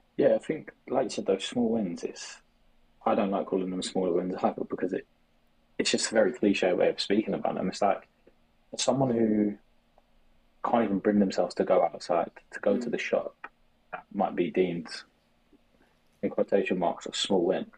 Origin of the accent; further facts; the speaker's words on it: London, United Kingdom; I'm from South London.